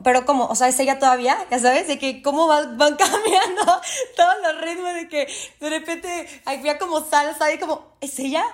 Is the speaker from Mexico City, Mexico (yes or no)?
yes; Mexico City, Mexico; yo soy de la Ciudad de México